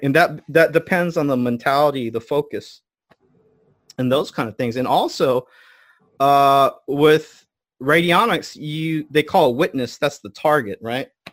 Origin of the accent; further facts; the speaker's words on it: United States; I'm American, but my family is a Buddhist priest line for four hundred years.